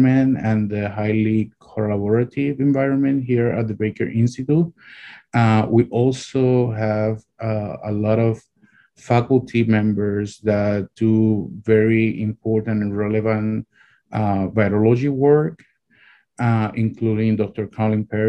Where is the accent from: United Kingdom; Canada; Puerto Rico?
Puerto Rico; moved away as an adult; also born or lived in Rochester, New York; now in Ithaca, United States; I'm originally from Puerto Rico